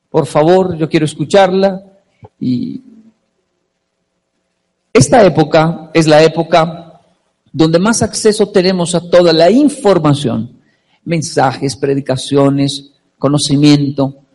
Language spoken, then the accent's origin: Spanish; Colombia; now in Japan; yo tengo 35 años, solo de niño en Colombia había solo, ¿qué era? Caracol, ¿cierto?